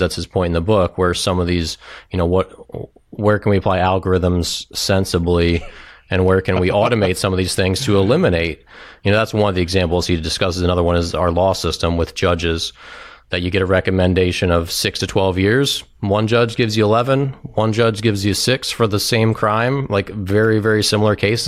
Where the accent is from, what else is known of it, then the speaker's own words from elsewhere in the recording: Maryland, United States; also born or lived in Washington, D.C.; I grew up in Maryland, um, here in D C